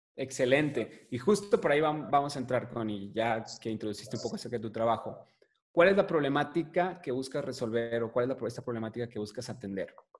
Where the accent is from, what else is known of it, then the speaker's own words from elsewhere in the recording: Tampico, Tamaulipas, Mexico; de donde somos nosotros de Tampico